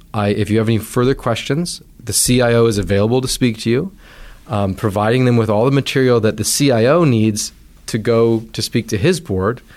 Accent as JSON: {"language": "English", "area": "Vancouver Island", "region": "British Columbia", "country": "Canada", "tie": "born or raised there", "moved": "as an adult", "said": "a financial advisor who I grew up knowing on Vancouver Island"}